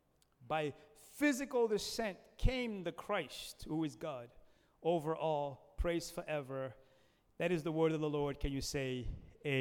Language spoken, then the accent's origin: English; United States